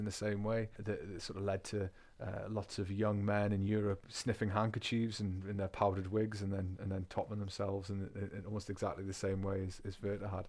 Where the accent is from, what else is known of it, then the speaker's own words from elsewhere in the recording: England, United Kingdom; first language English; also born or lived in Bavaria, Germany; now in Germany; I am English. In fact, I think it's the northern genetics that does it for me.